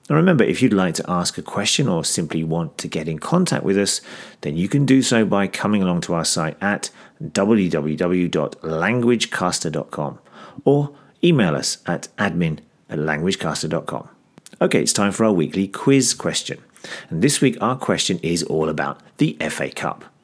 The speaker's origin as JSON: {"language": "English", "country": "Greece", "said": "I'm from Greece. My favorite team is Olympiacos, and you're listening to languagecaster.com."}